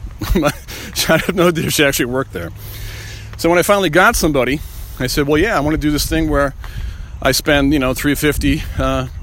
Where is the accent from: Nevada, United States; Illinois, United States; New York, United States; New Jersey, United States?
New York, United States; Long Island; I grew up in Long Island